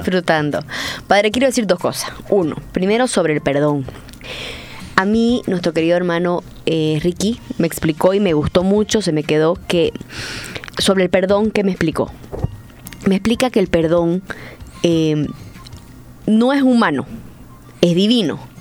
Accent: Santa Cruz, Bolivia; Soy católica, soy cruceña, soy boliviana

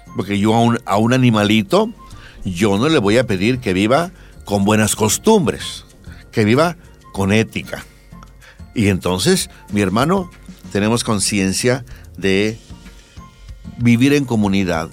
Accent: Bolivia; somos poquitos bolivianos

